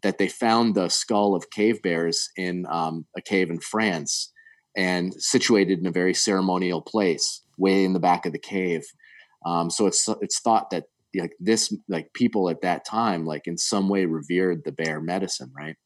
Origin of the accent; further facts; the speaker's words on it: Connecticut, United States; moved away as an adult; also born or lived in the Carolinas / Smoky Mountains; growing up in Connecticut